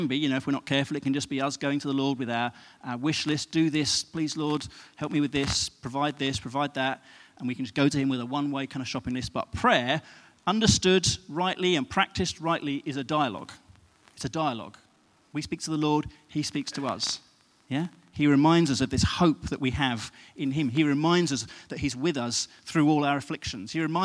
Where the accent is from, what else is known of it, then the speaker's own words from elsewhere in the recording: United Kingdom; we're British